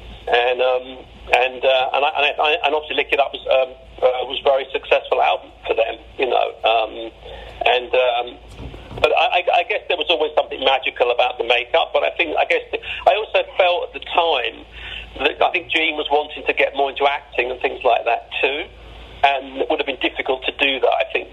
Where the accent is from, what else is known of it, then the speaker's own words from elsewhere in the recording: London, United Kingdom; we're from London